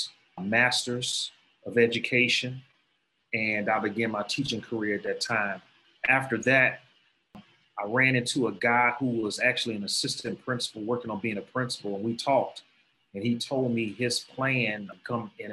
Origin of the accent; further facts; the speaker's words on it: Chicago, Illinois, United States; moved away as an adult; also born or lived in Atlanta, Georgia / Fort Valley, Georgia; now in Monroe County, United States; I'm originally from Chicago. I went to a high school called Kenwood Academy.